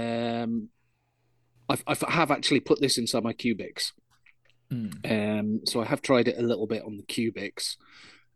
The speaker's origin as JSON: {"language": "English", "region": "Yorkshire and the Humber", "country": "United Kingdom", "said": "I'm a Yorkshireman"}